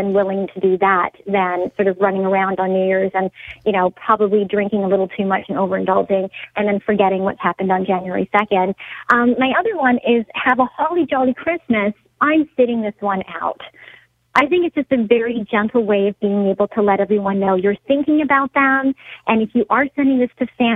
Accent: Canada; being a Canadian myself

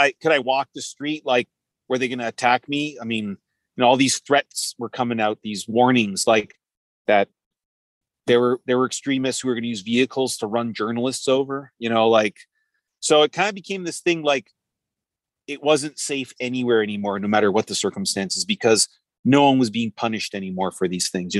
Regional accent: Toronto, Ontario, Canada; I'm Canadian. I'm from Toronto

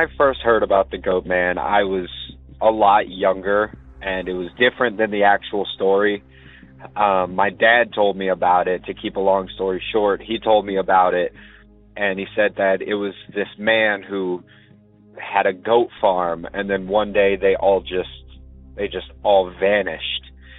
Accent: Shepherdsville, Kentucky, United States; I'm from Shepherdsville, Kentucky. This is my first time calling.

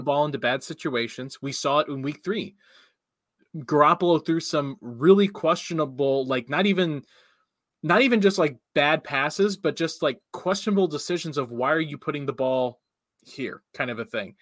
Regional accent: Cincinnati country, Ohio, United States; moved away; I grew up in Cincinnati country

